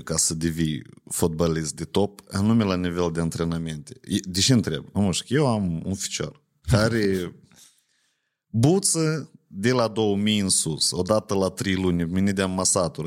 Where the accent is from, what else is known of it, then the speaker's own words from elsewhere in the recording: Ocnița, Ocnița District, Moldova; eu sunt din Ocnița